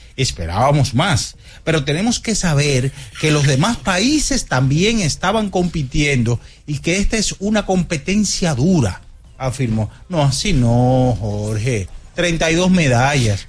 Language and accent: Spanish; Dominican Republic; Yo como dominicano